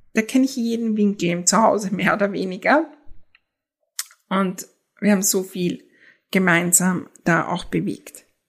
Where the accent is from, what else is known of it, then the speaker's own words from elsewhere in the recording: Austria; für mich als Österreicherin